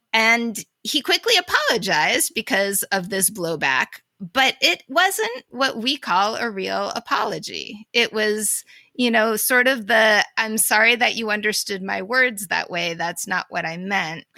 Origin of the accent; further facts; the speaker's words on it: Boston, Massachusetts, United States; I'm from Boston